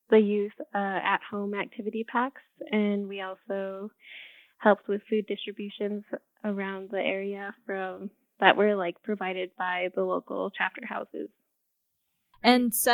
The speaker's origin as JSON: {"language": "English", "town": "Window Rock", "region": "Arizona", "country": "United States", "tie": "born or raised there", "said": "I am a Navajo from Window Rock, Arizona. I grew up here and I got a bachelor's in music education at UNM."}